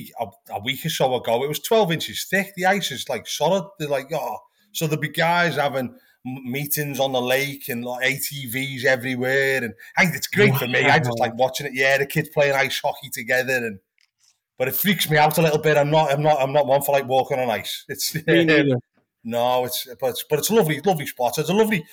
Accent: Liverpool, North West England, United Kingdom; moved away as an adult; now in New England, United States; I'm from Liverpool originally

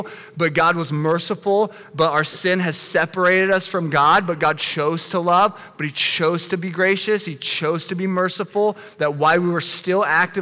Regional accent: United States; us as American Christians

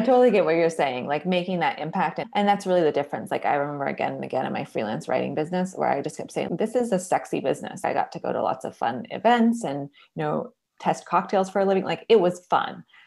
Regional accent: Seattle, Washington, United States; now in Portland, United States; I'm originally from Seattle, Washington. I've been living in Portland, Oregon for more than a decade, so that's home now

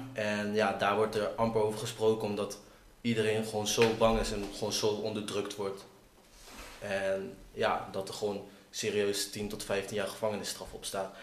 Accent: Assen, Drenthe, Netherlands; kom uit Assen.

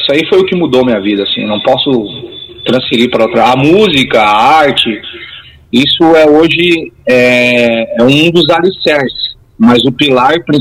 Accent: Caxias do Sul, Rio Grande do Sul, Brazil; eu sou morador de Caxias do Sul, sou natural daqui, nasci no Hospital Pompeia, filho da dona Catarina … né? moro aqui na zona norte de Caxias, na região Santa Fé, do bairro P.

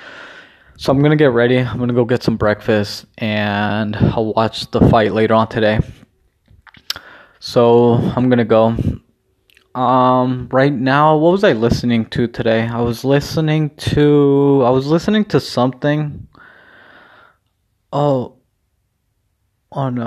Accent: Mexico; mine obviously has the flag of Mexico

